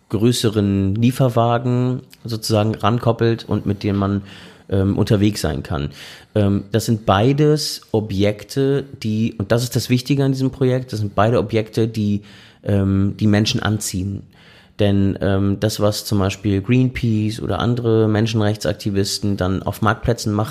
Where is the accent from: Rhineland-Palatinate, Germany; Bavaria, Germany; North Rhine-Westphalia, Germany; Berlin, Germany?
Berlin, Germany; also gerade da, wo ich herkomme, nämlich Berlin. Äh, Berlin ist ja wahnsinnig vielfältig.